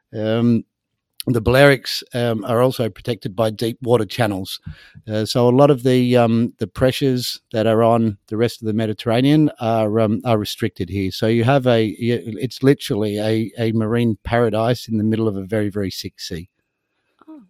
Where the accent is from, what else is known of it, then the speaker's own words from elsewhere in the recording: Sydney, New South Wales, Australia; moved away as an adult; also born or lived in North Queensland / Thursday Island; now in Spain; I was born in Sydney, Australia, and I um, I spent a lot of time up in North Queensland